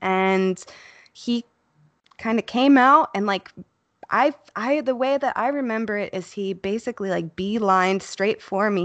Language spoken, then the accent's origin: English; Chicago, Illinois, United States; I grew up in Chicago, Uh, I was born not too far from Wrigley Field